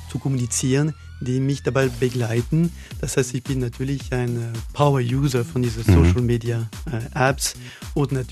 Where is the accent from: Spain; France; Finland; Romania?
France; German is a second language; Ja, ich stamme aus Frankreich, das kann ich natürlich nicht verheimlichen. Ja, ich bin Franzose